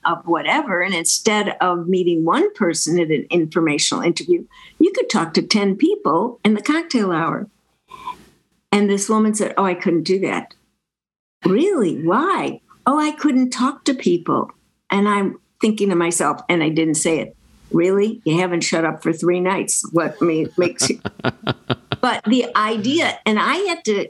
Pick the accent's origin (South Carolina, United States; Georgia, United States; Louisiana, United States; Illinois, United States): Illinois, United States; Chicago; I grew up in Chicago